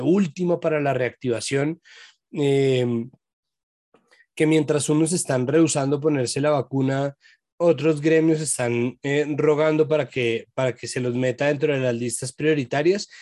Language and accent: Spanish; Colombia